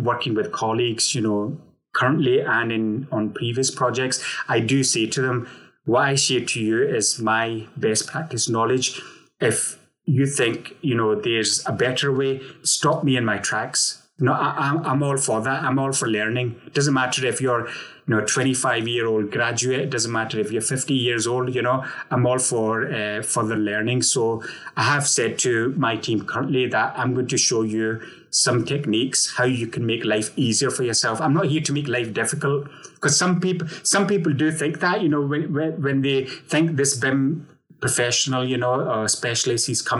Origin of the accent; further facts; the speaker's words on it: Glasgow, Scotland, United Kingdom; now in Manchester, United Kingdom; Although I'm living in Manchester at the moment, I'm originally from Glasgow, Scotland